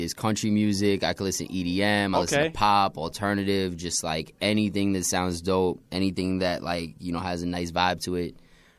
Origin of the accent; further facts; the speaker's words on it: New York City, New York, United States; also born or lived in Brooklyn / Long Island; Born in Queens. That's right. Raised between Brooklyn, Long Island, all over the place.